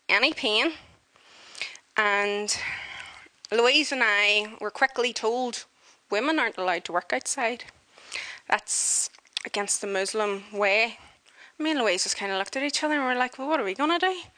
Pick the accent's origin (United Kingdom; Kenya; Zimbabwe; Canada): United Kingdom; Northern Ireland; I'm not saying wee because I'm from Northern Ireland